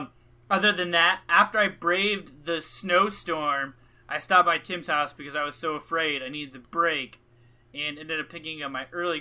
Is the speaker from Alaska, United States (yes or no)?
yes; Alaska, United States; moved away; So I was born in Alaska.